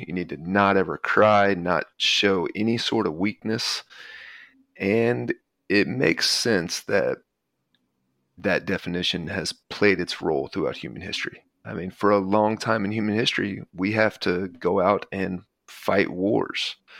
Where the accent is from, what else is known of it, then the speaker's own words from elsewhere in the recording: the South, United States; So as I was growing up in the South in a very patriarchal household